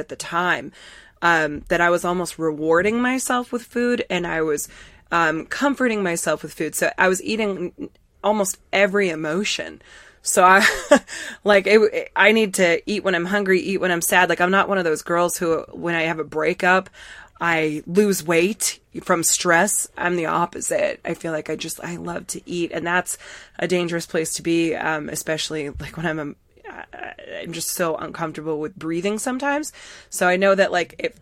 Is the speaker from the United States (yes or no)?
yes; Massachusetts, United States; we're both from Massachusetts, so we're hardcore massholes